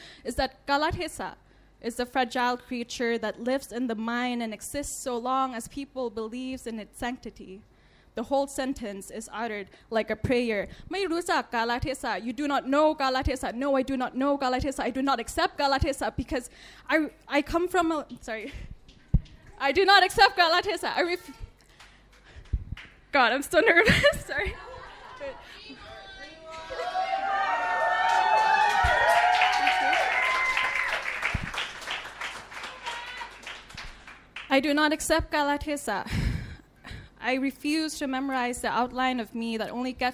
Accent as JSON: {"language": "English", "country": "Thailand", "tie": "born or raised there", "said": "When you're a girl growing up in Thailand"}